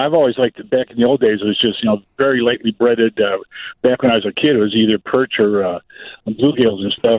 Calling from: Powers Lake, Wisconsin, United States; I'm calling from Wisconsin, Powers Lake.

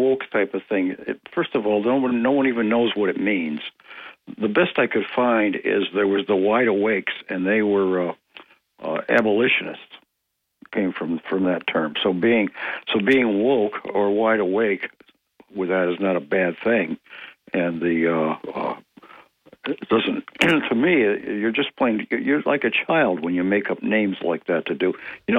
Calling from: Ithaca, New York, United States; of Greater Ithaca would like to speak about the rogue lawyer.

